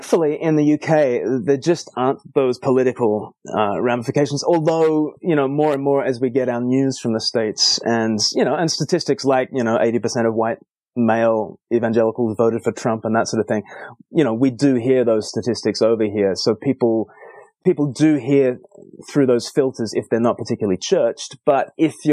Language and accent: English; Australia; now in United Kingdom; I grew up in Australia and the Anglican Church there